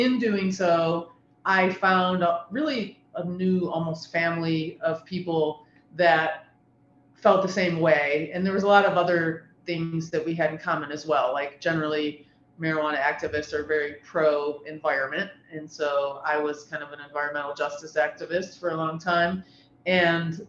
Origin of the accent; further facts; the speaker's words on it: Ohio, United States; I'm born and raised in Ohio, been here my whole life.